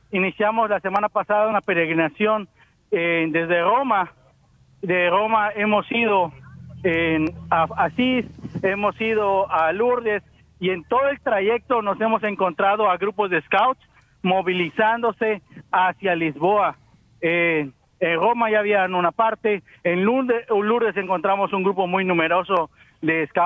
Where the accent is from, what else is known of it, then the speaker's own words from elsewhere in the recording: India; now in Seville, Spain; soy natural de India. Vengo de España, Sevilla.